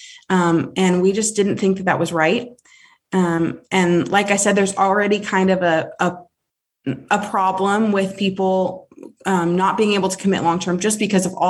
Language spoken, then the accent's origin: English; Alaska, United States; moved away; also born or lived in South Carolina; I'm from Alaska, but I moved back to Alaska